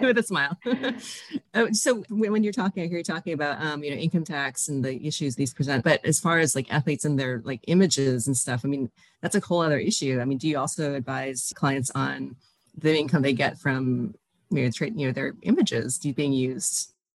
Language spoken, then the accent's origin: English; Toronto, Ontario, Canada; I, grew up in Toronto, uh, Toronto area